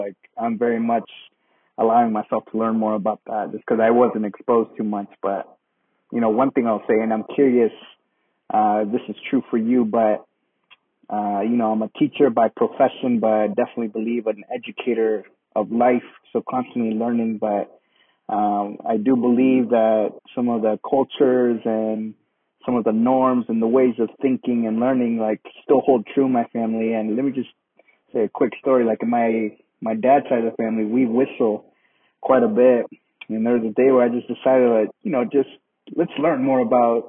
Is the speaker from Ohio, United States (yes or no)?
no; Newberg, Oregon, United States; I grew up in Newburgh.